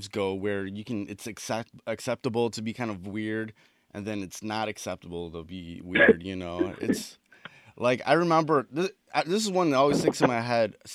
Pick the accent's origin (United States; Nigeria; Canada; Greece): United States; Detroit, Michigan; I'm here from Detroit